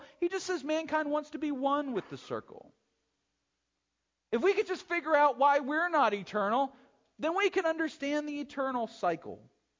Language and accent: English; New Hampshire, United States; No, I'm from New Hampshire. Strange people there.